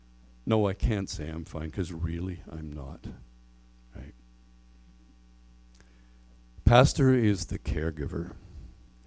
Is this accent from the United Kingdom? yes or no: no; Canada; we're Canadian